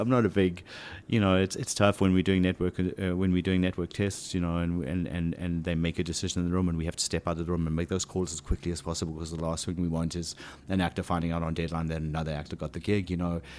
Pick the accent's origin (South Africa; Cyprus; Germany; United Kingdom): South Africa; accent: South African; moved away as an adult; now in United States; when I first got to this country w, with even a stronger South African accent than I still have